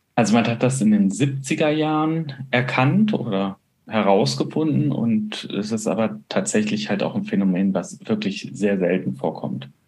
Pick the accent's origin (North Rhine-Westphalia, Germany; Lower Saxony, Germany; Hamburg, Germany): North Rhine-Westphalia, Germany; Bonn; moved away; in Bonn, also meiner alten Heimat